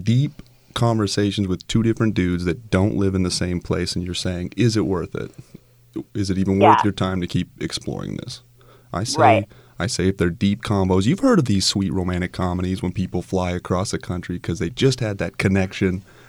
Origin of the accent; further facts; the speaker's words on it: Utah, United States; Mountain States, represent. I'm from Utah.